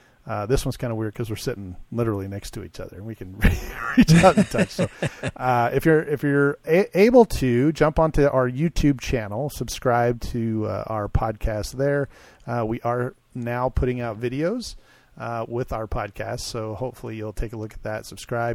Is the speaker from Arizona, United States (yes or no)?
yes; Arizona, United States; from Arizona, visiting Texas.